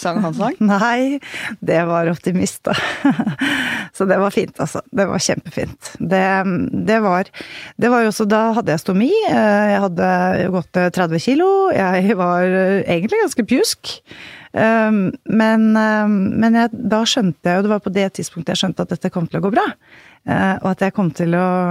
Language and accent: Norwegian; Haga, Norway; also born or lived in Bærum; Eh, på det lille stedet Haga